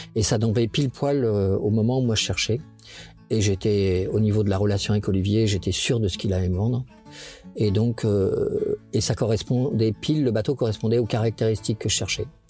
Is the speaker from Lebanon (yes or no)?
no; Le Havre, Normandy, France; Je suis né euh, en Seine-Maritime, au Havre, de père breton, de mère normande.